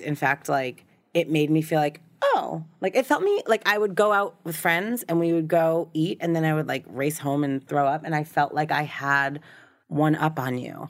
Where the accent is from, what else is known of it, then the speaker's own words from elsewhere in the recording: Newton, Massachusetts, United States; now in Southern California, United States; raised in a suburb of Boston.